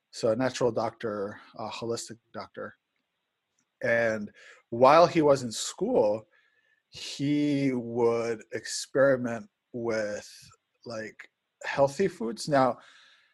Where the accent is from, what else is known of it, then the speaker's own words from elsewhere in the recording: Spain; moved away; I grew up in Spain